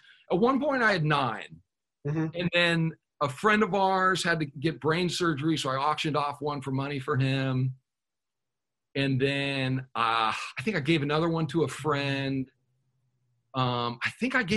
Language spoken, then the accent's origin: English; Huntington Beach, California, United States; I grew up kind of around Huntington Beach as a kid